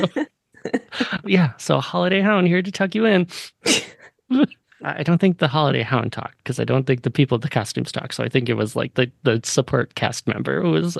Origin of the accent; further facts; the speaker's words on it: Sun Prairie, Wisconsin, United States; My hometown is the Groundhog Capital of the world.